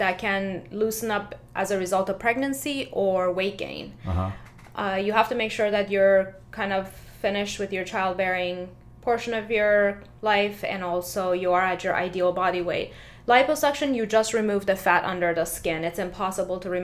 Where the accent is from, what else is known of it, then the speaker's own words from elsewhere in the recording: Tampa, Florida, United States; also born or lived in Philadelphia / Fort Lauderdale / Manhattan; I was raised in Tampa area